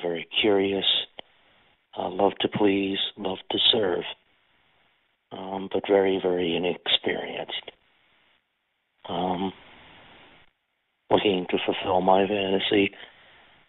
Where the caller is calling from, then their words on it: New Jersey, United States; I'm calling from New Jersey